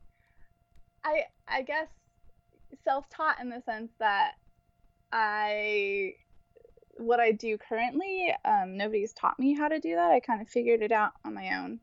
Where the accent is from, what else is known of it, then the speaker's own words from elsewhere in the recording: Santa Rosa, California, United States; now in San Francisco, United States; I'm originally from Santa Rosa, California, which is around Sonoma.